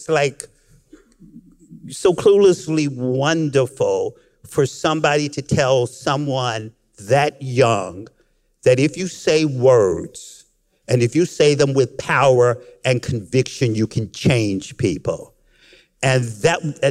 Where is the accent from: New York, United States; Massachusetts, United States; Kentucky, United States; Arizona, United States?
Kentucky, United States; Frankfort; I was born and raised in Frankfort, Kentucky